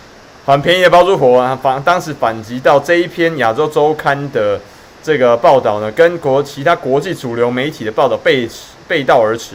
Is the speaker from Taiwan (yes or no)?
yes; Taiwan; 我们台湾人